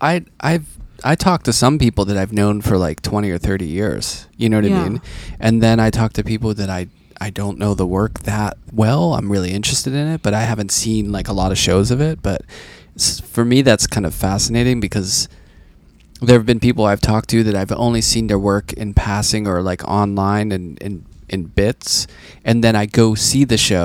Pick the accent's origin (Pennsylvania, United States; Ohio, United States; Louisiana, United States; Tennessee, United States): Pennsylvania, United States; Pittsburgh; I grew up in Pittsburgh